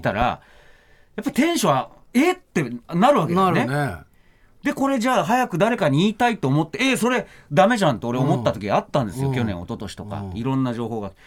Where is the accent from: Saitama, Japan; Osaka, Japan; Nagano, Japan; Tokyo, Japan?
Nagano, Japan; 僕も長野出身ですから